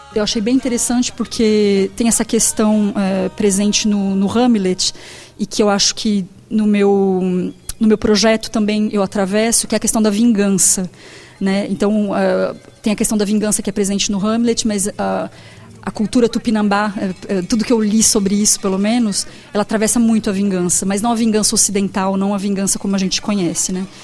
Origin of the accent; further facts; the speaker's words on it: Brazil; como brasileira, como fotógrafa, como artista